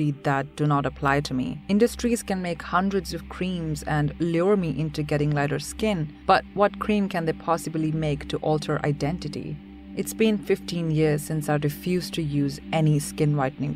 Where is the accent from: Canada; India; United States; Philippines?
India; now in Melbourne, Australia; Growing up in India as a dark brown girl